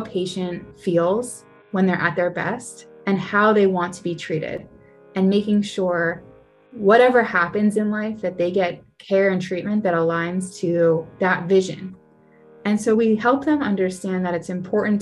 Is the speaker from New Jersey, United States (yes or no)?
yes; Cherry Hill, New Jersey, United States; I grew up in South Jersey, in Cherry Hill